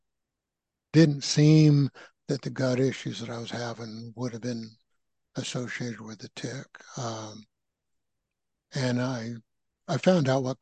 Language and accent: English; San Francisco Bay Area, California, United States; moved away as an adult; also born or lived in Midwest; now in Asheville, United States; I grew up in the West Coast, San Francisco Bay Area